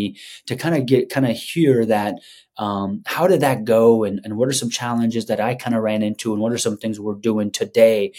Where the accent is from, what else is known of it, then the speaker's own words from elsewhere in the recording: Afghanistan; moved away; I'm from Afghanistan.